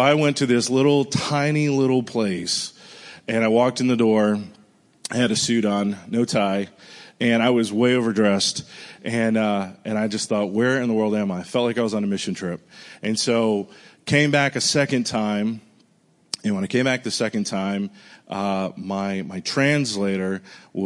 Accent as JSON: {"language": "English", "region": "Rhode Island", "country": "United States", "tie": "born or raised there", "also_born_or_lived": "Pensacola, Florida", "moved": "as an adult", "lives_now": "Nashville, United States", "said": "I'm from Rhode Island originally. I grew up there. Left when I was 18."}